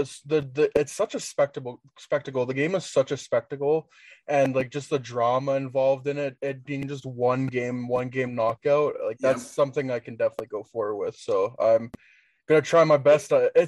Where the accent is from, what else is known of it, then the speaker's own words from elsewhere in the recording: Canada; growing up in Canada, like, the main thing for me was hockey